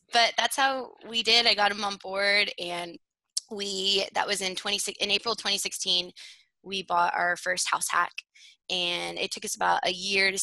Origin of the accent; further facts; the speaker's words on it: Fort Worth, Texas, United States; also born or lived in Oklahoma; I grew up in Fort Worth, Texas